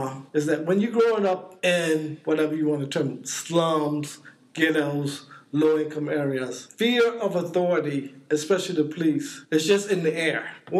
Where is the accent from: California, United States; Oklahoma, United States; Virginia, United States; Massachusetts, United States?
Virginia, United States; Norfolk; moved away; also born or lived in New Jersey; I grew up in Norfolk, Virginia